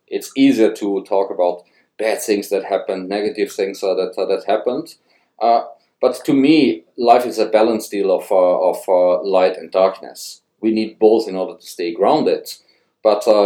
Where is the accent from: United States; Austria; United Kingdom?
Austria; Tyrol; moved away as an adult; also born or lived in Europe / Canada; now in Gunnedah, Australia; I grew up in a little village in Tyrol with a little more than 6,000 people